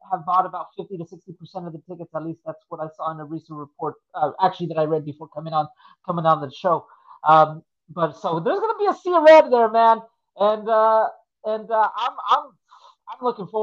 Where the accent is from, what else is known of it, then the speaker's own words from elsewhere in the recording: California, United States; I'm here from California